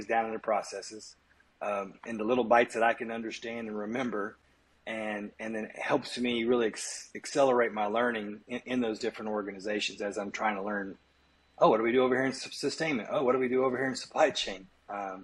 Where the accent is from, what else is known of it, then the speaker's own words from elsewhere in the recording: Kansas, United States; my hometown in Kansas